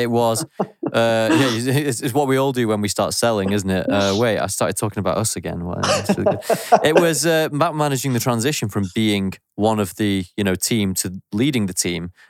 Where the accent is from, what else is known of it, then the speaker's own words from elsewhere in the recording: Stockport, North West England, United Kingdom; people from Manchester proper tell me I'm not, and I don't sound like it. I grant you, but um, yeah, I'm from Stockport